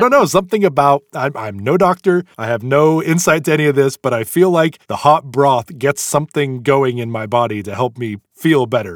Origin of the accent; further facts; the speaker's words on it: United States; We're American